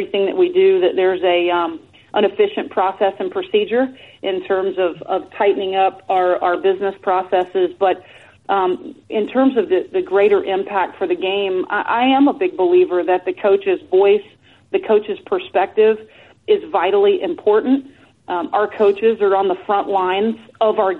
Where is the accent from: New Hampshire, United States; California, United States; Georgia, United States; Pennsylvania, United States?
Georgia, United States; Atlanta; moved away; move back to Atlanta, my hometown